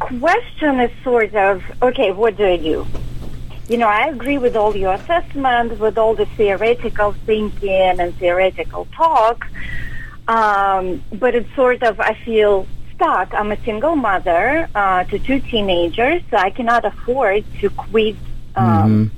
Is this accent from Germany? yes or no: no; Russia; now in United States; I was born in Soviet Union. I was very young when Soviet Union collapsed, so I remember more of a perestroika, dark times in Russia, so to speak. But I was born during the Soviet Union times in Russia